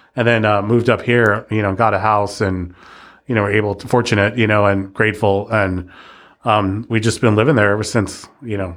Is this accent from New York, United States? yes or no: no; Los Angeles, California, United States; moved away as an adult; also born or lived in Kernville, California; now in Petaluma, United States; I was born in downtown and I was raised in East Los Angeles